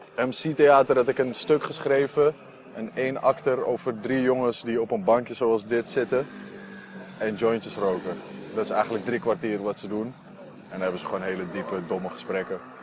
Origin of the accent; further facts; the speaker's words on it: Amsterdam, North Holland, Netherlands; Ik kom uit Noord, daar heb je niet heel veel cultuur